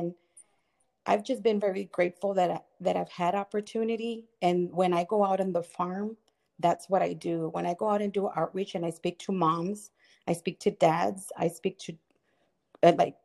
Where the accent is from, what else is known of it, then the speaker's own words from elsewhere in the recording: Texas, United States; moved away; also born or lived in Florida / Michigan; I was raised in Texas. I was born in Florida